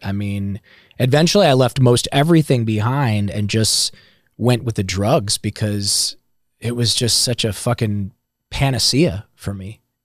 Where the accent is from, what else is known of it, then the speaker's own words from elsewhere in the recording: Ohio, United States; moved away; I'm from Ohio